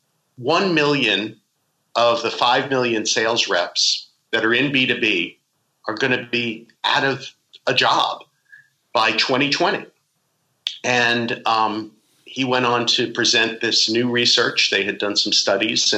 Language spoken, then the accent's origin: English; Islip, New York, United States; I grew up in Long Island, New York, way out on the island. Well, not too far out, in Islip.